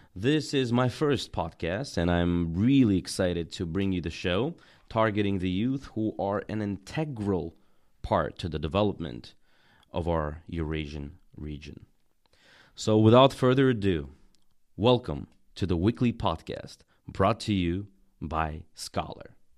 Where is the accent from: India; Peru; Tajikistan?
Tajikistan; also born or lived in Russia / United States; now in China; I'm from Tajikistan and have lived many years in Russia, the U S, and China.